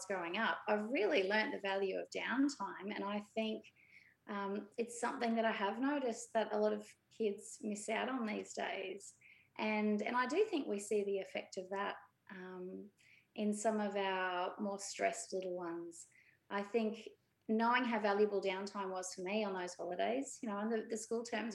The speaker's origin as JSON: {"language": "English", "town": "Brisbane", "region": "Queensland", "country": "Australia", "tie": "born or raised there", "said": "I grew up in Brisbane and I'm one of six"}